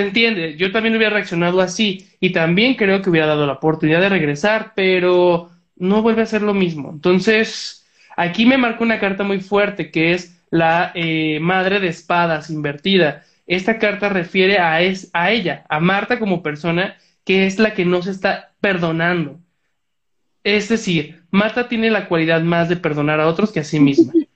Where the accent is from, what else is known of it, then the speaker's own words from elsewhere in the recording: Tlaquepaque, Jalisco, Mexico; Talib y yo somos de Tlaquepaque